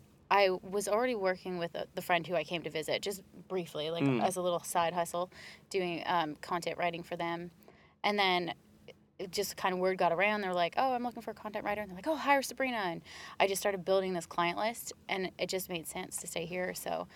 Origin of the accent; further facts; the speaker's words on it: Canada; now in Chiang Mai, Thailand; I'm Canadian.